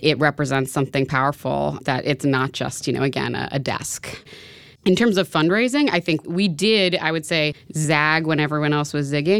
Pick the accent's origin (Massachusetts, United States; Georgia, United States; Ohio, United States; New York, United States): New York, United States; New York City; I grew up in New York City